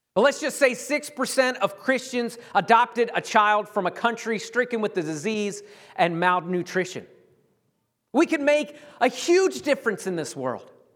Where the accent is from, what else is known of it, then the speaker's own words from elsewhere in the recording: United States; being an American